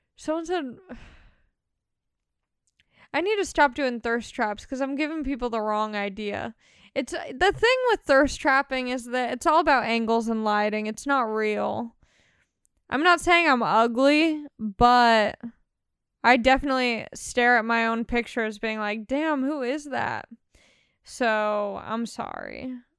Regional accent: Long Beach, California, United States; I grew up in Long Beach represent Long Beach all day

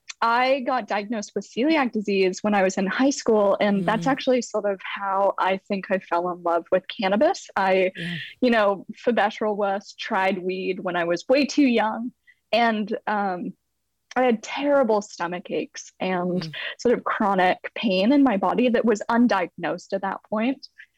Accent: San Francisco Bay Area, California, United States; also born or lived in London; Ooh, so I'm originally from London, though my parents moved my brother and I over to the San Francisco Bay Area when we were kids.

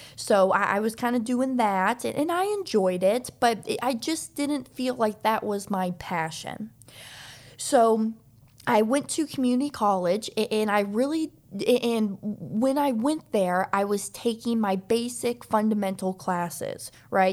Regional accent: Olathe, Kansas, United States; moved away as an adult; also born or lived in Overland Park, Kansas; now in Florida, United States; I was raised in the Kansas City area. So, I, I, I was in, uh, high school in, in a town called Olathe.

